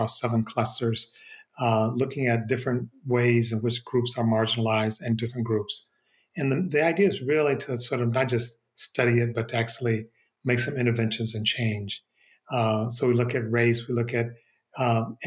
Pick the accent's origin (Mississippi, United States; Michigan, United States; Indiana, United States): Michigan, United States; Detroit; now in Berkeley, United States; I'm from Detroit. My family is still in the Detroit area, and I'll be there over Thanksgiving. Michigan still feels like home, even though I haven't lived there for many years now